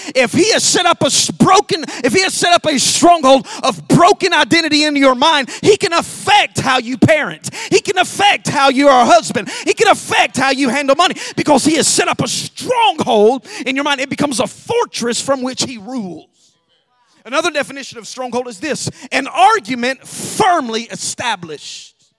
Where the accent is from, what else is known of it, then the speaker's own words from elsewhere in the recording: Alabama, United States; moved away; we love we love to grow food, our own food in Alabama. We lived in a really small town